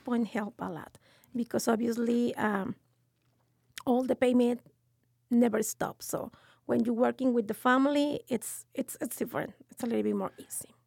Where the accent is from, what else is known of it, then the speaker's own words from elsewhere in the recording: Mexico City, Mexico; English is a second language; moved away as an adult; now in San Antonio, United States; I am from Mexico City